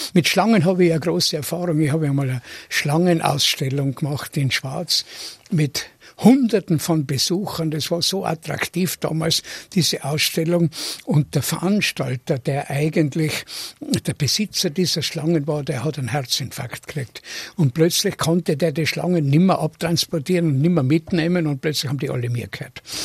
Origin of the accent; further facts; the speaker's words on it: Tyrol, Austria; moved away; ich bin in Tirol geboren, aber ich bin nicht in dem Sinn der verwurzelte Tiroler, den man sich vorstellt